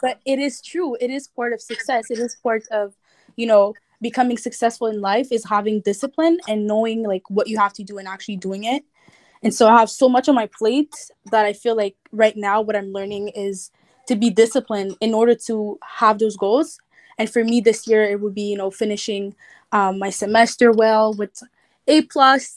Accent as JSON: {"language": "English", "town": "Montreal", "region": "Quebec", "country": "Canada", "said": "I'm from Montreal, Canada"}